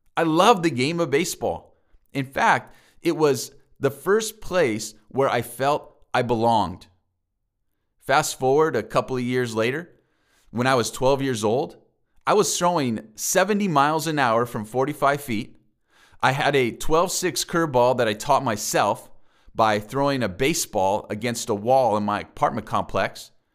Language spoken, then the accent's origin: English; La Mesa, California, United States; also born or lived in Kenosha, Wisconsin; I grew up specifically in La Mesa with my mom